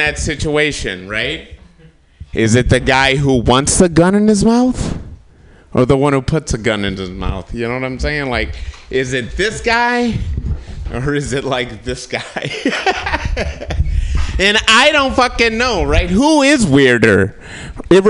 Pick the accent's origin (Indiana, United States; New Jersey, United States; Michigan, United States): Michigan, United States; Kalamazoo; I'm from Michigan, from Kalamazoo, Michigan